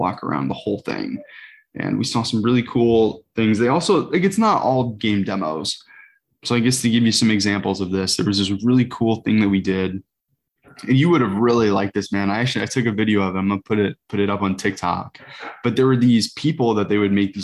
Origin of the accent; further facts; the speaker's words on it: South Bend, Indiana, United States; growing up near South Bend